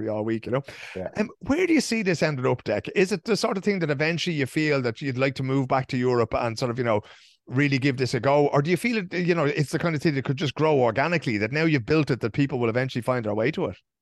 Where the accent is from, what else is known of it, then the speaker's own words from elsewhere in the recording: Dublin, Leinster, Ireland; growing up in Dublin with Declan